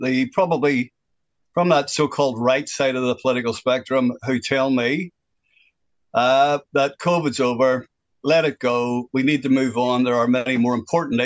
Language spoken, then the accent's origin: English; Northern Ireland, United Kingdom; moved away as an adult; now in New Zealand; I am originally from Northern Ireland. I lived through the worst part of the violence in Northern Ireland. I was 11 when that started off, and I left in 1988